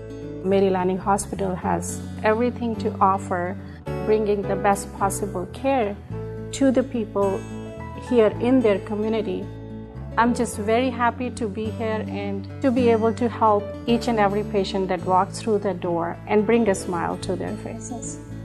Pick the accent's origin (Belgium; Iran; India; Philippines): India; moved away as an adult; now in Hastings, United States; I grew up in India and then did residency in three different countries.